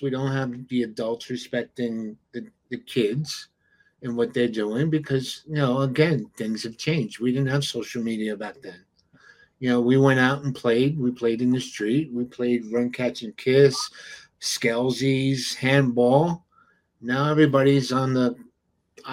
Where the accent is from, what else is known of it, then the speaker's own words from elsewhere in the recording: New York City, New York, United States; growing up in the Bronx, you know, your neighbors knew your parents